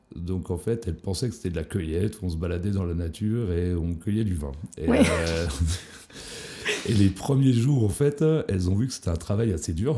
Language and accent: French; Pontarlier, Bourgogne-Franche-Comté, France; moved away as an adult; now in Berlin, Germany; je suis originaire de Franche-Comté, donc euh, un petit village s'appelle Pontarlier, qui est, enfin un petit village, une petite ville qui s'appelle Pontarlier dans le Haut-Doubs, voilà, où j'ai fait mes études